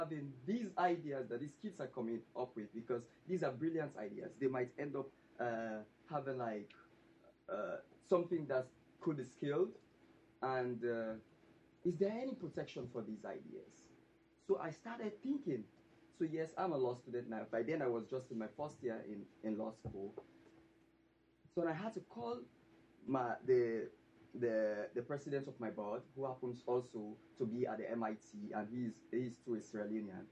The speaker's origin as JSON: {"language": "English", "country": "Sierra Leone", "said": "I'm really from Sierra Leone, West Africa"}